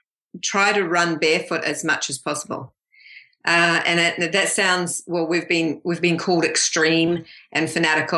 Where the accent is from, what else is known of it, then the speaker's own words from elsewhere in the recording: New Zealand; moved away as an adult; also born or lived in Canada; now in Australia; we're originally from New Zealand